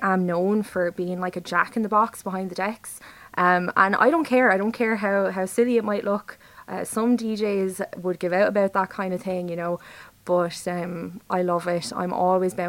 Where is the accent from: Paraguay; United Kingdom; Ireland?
Ireland; Wexford; moved away as an adult; now in Waterford, Ireland; I am actually from Wexford, but I'm living in Waterford at the moment.